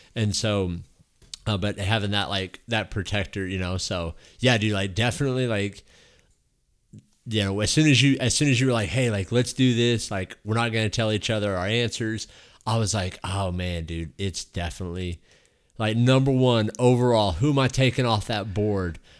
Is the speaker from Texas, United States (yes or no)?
yes; Texas, United States; I grew up like here in Texas